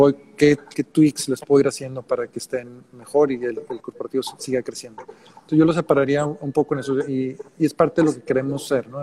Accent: Monterrey, Nuevo León, Mexico; also born or lived in Mexico City / New York; yo soy de Monterrey originalmente

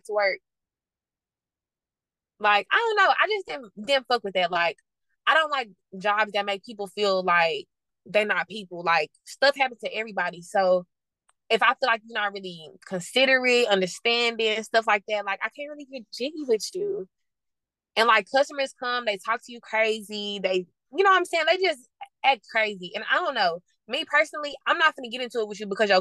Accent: Dallas, Texas, United States; I'm from Dallas, Texas

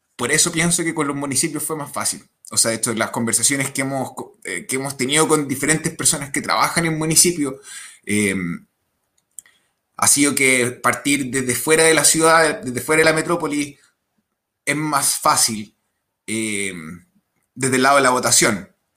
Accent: Chile; en mi país

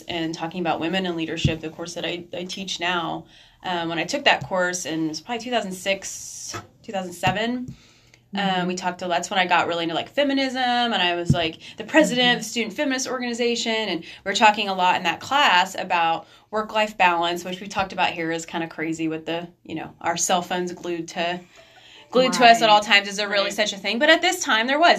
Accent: United States; American women

